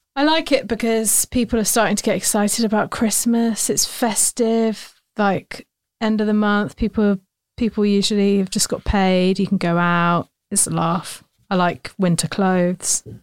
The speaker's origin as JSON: {"language": "English", "region": "London", "country": "United Kingdom", "tie": "born or raised there", "also_born_or_lived": "Oxford", "said": "grew up in northwest London"}